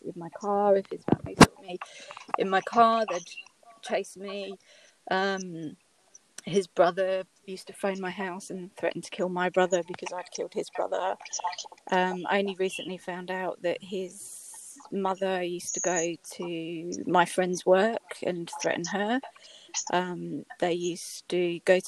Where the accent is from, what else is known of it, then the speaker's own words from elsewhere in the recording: United Kingdom; accent: British; moved away as an adult; now in Australia; as you can tell by my accent, I'm British, but I've been living in Australia for the last 15 years